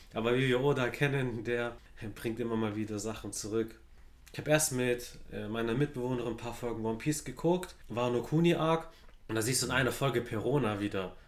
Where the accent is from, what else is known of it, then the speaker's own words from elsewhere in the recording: Stuttgart, Baden-Württemberg, Germany; Ich bin in Stuttgart-Zuffenhausen zu aufgewachsen